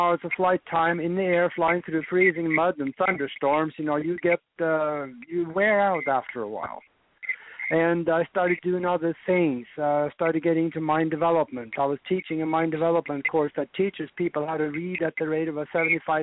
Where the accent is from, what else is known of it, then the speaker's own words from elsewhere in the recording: Norway; moved away as an adult; now in United States; I was born and raised over in Northern Europe in Norway. And I grew up there on a farm